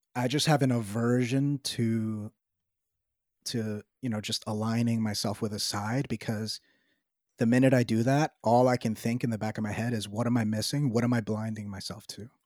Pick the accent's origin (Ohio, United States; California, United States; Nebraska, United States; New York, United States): New York, United States; New York City; I live in New York City, I'm from New York City